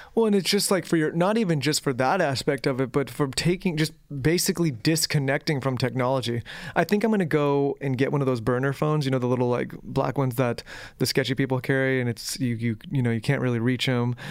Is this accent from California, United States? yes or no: yes; San Diego, California, United States; we grew up in San Diego